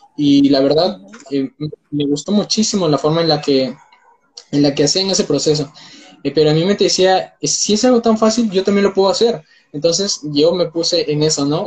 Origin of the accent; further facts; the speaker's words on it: Peru; tengo 19 años, soy de Perú